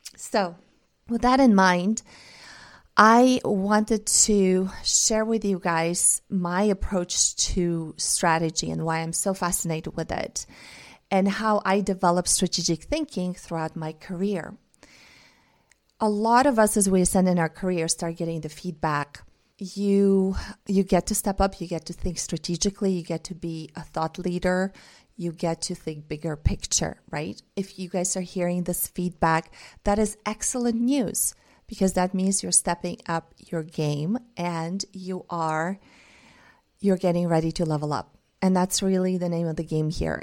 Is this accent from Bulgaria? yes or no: yes; Bulgaria; first language Bulgarian and Russian; English is a second language; I grew up speaking two languages, Bulgarian and Russian, 'cause my mom is Russian. I grew up in Bulgaria.